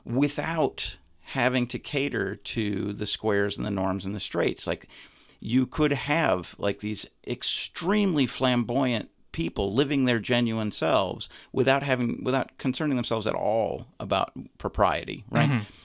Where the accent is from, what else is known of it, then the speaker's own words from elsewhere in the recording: Montana, United States; moved away as an adult; also born or lived in Chicago; I grew up in Montana. I my I moved around a lot when I was a little kid, but I did m- most of my formative experiences were in Montana.